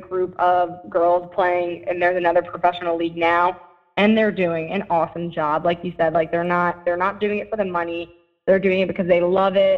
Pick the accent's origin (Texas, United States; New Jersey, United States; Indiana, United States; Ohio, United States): New Jersey, United States; Toms River; Toms River, my hometown